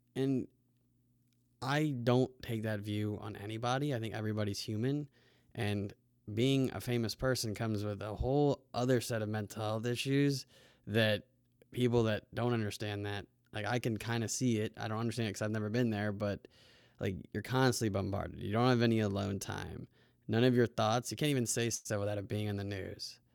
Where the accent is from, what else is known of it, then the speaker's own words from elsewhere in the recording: United States; we're from the United States